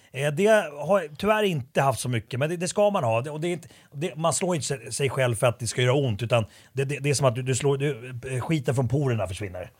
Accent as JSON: {"language": "Swedish", "country": "Sweden", "tie": "born or raised there", "said": "jag är uppvuxen i Sverige, men jag var ju finsk medborgare väldigt länge"}